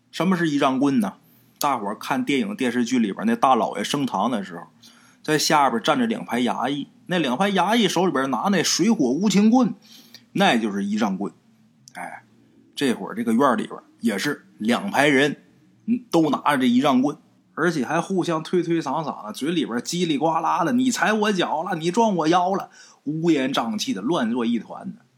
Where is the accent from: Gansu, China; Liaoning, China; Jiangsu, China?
Liaoning, China; accent: Liaoning dialect; 我们辽宁话管这东西叫刀郎